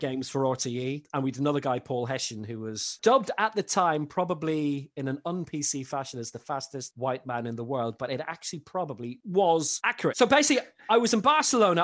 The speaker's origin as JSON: {"language": "English", "country": "Ireland", "tie": "born or raised there", "also_born_or_lived": "London", "lives_now": "Belgium", "said": "my parents are both Irish, moved over at back home at the age of three"}